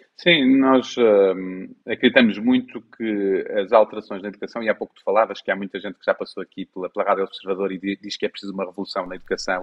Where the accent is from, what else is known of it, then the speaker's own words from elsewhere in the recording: Portugal; cada um de nós, enquanto portugueses